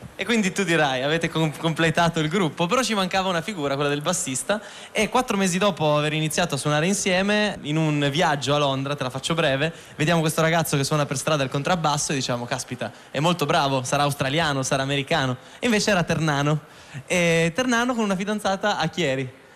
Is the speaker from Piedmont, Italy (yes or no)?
yes; Turin, Piedmont, Italy; noi siamo torinesi